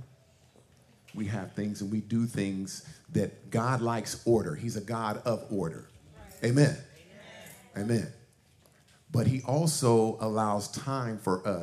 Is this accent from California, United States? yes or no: yes; Suisun City, California, United States; We grew up in Soosoon, Cherry Street, back in the days, 1972.